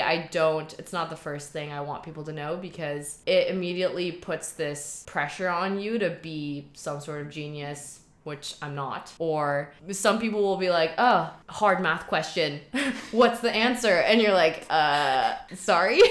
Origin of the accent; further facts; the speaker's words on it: Shanghai, China; moved away as an adult; also born or lived in Boston, United States; now in Hong Kong; I grew up in Shanghai. Mom is from Shanghai, dad is from Germany speak a mix of Chinglish German at home